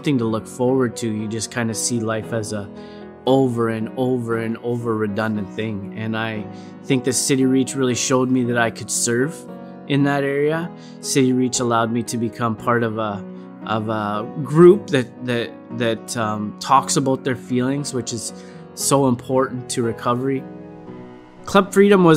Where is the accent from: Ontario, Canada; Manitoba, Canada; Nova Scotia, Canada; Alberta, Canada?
Alberta, Canada; also born or lived in Didsbury, Alberta; I am originally from Didsbury, Alberta, around Calgary. That's where I was born, but I kind of grew up everywhere in Alberta